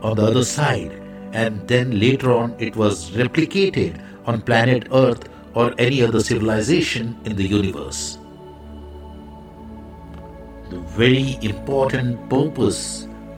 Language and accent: English; India; I am the Indian monk.